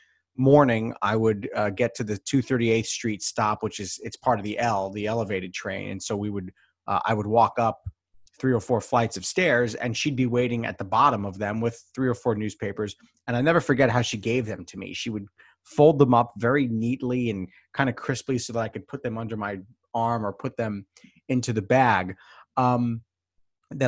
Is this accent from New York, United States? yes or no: yes; New York City, New York, United States; I grew up in the Bronx